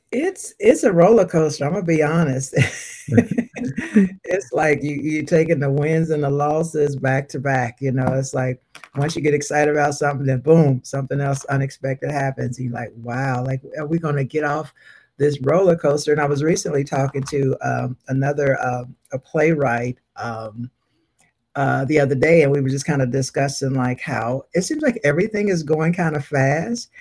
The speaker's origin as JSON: {"language": "English", "town": "Louisville", "region": "Kentucky", "country": "United States", "tie": "born or raised there", "said": "I was born and raised in Louisville, Kentucky"}